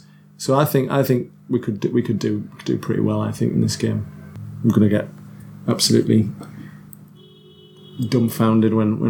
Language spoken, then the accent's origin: English; Stockton-on-Tees, North East England, United Kingdom; born there; it's a sold out little show in Stockton. I always like to play in the place where I was born. I was born in North Tees Hospital.